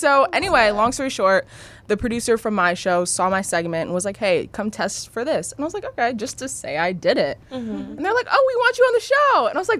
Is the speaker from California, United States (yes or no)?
yes; Los Angeles, California, United States; I'm from here, born and raised in LA. Cool. The Valley.